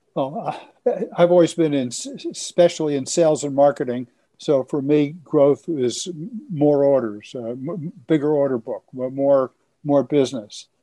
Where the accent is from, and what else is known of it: Elizabeth, New Jersey, United States; born or raised there